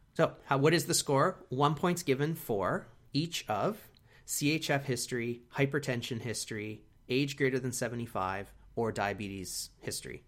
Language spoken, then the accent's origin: English; Canada; we are from Canada